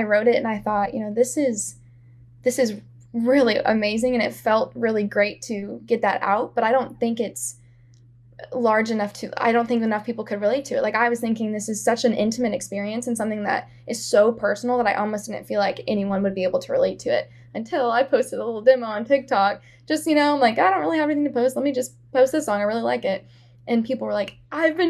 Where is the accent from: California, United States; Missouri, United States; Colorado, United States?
Missouri, United States; Columbia; also born or lived in Kansas City; I'm from Columbia, Missouri, which is a college town. It's where Mizzou is